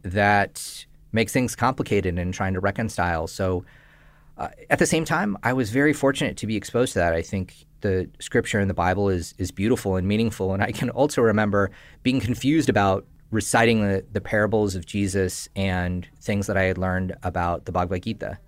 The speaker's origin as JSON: {"language": "English", "region": "Northern California", "country": "United States", "tie": "born or raised there", "said": "I grew up in Northern California to Indian immigrant parents"}